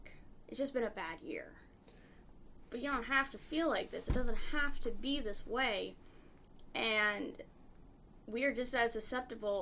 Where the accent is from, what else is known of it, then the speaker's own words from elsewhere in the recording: Midwest, United States; moved away as an adult; now in Boston, United States; I'm from the Midwest. A lot of people I grew up with stayed in the Midwest